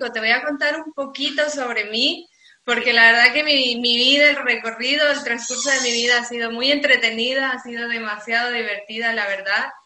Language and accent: Spanish; Bolivia; now in Spain